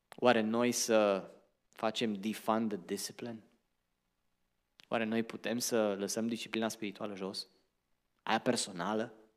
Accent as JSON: {"language": "Romanian", "town": "Arad", "region": "Arad County", "country": "Romania", "tie": "born or raised there", "moved": "yes", "lives_now": "Portland, United States", "said": "eu am crescut în România într-un oraș numit Arad"}